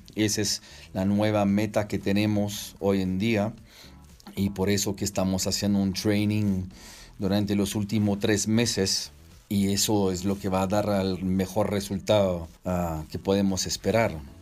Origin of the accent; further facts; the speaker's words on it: Strasbourg, Grand Est, France; moved away as an adult; also born or lived in Toulouse, France / Paracas, Peru / Urubamba, Peru; now in Peru; Mis orígenes son francés e italiano. Nací en Francia, en Estrasburgo